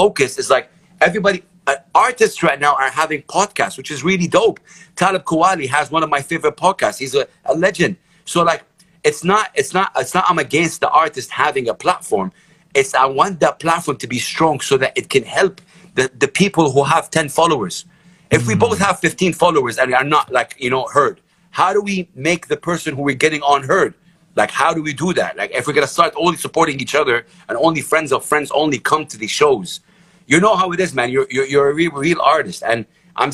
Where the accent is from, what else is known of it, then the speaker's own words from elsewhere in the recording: Jeddah, Makkah Province, Saudi Arabia; first language Arabic; English is a second language; moved away as an adult; also born or lived in Sharjah, UAE / Beirut, Lebanon; now in UAE; I'm Saudi. I'm proud to be Saudi. I'm from Jeddah